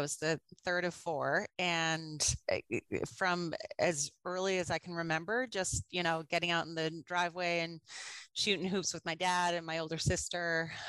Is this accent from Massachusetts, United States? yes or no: yes; Bourne, Massachusetts, United States; I grew up in Cape Cod, Massachusetts, born. Yeah. So right at the Sagamore Bridge, which, you know, has all of the traffic and not as nice of beaches as the rest of the Cape, but it was such a fun place to grow up.